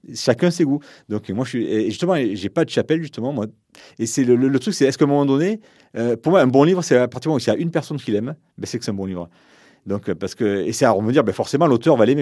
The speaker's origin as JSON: {"language": "French", "town": "Montpellier", "region": "Occitania", "country": "France", "said": "j'étais de Montpellier, je connaissais personne."}